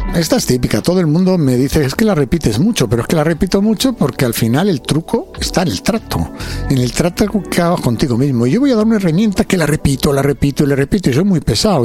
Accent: Alcobendas, Community of Madrid, Spain; vengo de Alcobenda

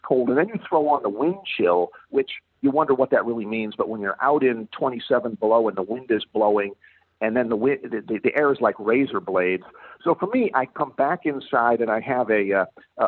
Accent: Florida, United States; moved away; I grew up in Florida

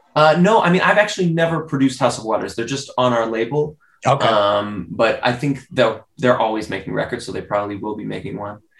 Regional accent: United States; also born or lived in Spain; I'm American

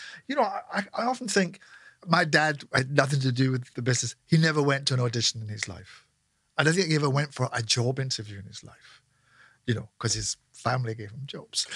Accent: Scotland, United Kingdom

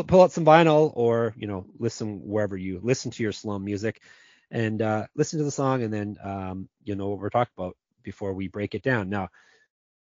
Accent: Canada; we are Canadian

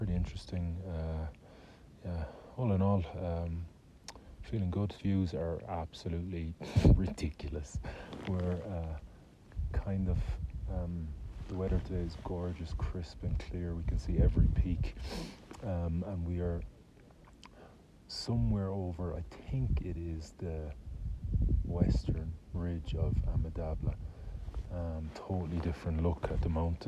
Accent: Ireland

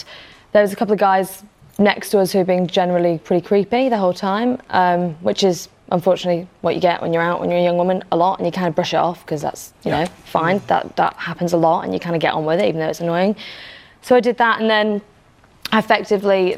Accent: Liverpool, North West England, United Kingdom; now in London, United Kingdom; I'm from Liverpool, I'm a working class family

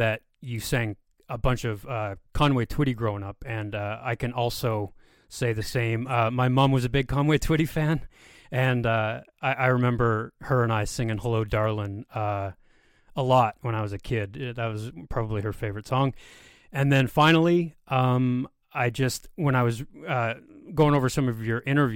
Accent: near Montreal, Quebec, Canada; I grew up near Montreal

